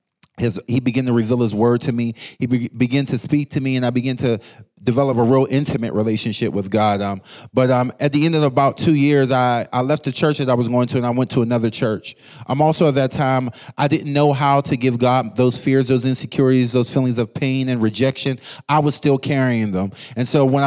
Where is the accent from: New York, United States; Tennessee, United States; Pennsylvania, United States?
Pennsylvania, United States; Pittsburgh; I grew up in Pittsburgh, Pennsylvania, going to church my whole life.